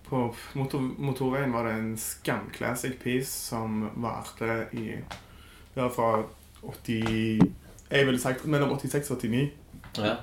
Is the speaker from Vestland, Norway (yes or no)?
no; Stavanger, Rogaland, Norway; Jeg vokste opp på Kjensvoll